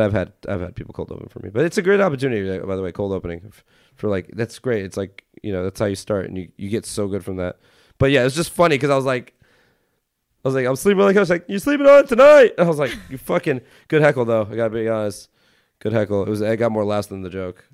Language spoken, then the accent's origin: English; Los Angeles, California, United States; I grew up a lot in Hollywood